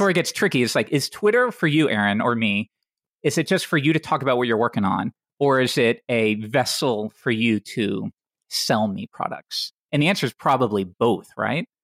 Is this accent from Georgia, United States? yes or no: no; Tennessee, United States; I grew up in Tennessee